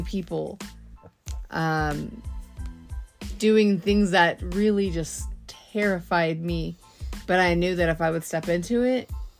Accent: Texas, United States; we're from Texas

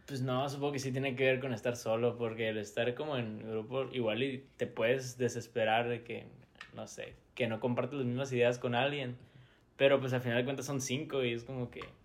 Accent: Hermosillo, Sonora, Mexico; somos de Hermosillo

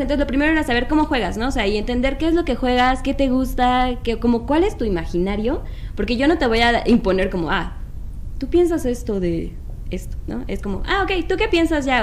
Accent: Mexico City, Mexico; De la Ciudad de México

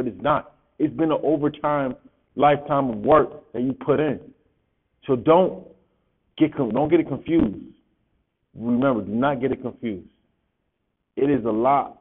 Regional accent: Rochester, New York, United States; I'm from Rochester, New York, so All Greater Rochester football player.

